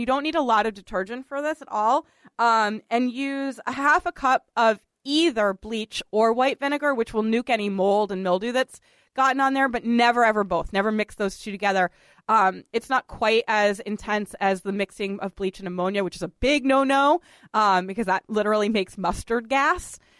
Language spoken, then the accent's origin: English; Boston, Massachusetts, United States; moved away as an adult; now in New York City, United States; Richard and I are both from Boston, and we have we often talk about you know our sort of love of growing up in Boston